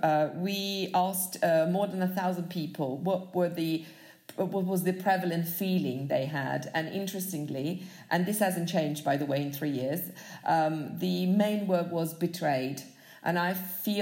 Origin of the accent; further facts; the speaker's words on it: Milan, Lombardy, Italy; moved away as an adult; now in United Kingdom; I am Italian. I come originally from Milan.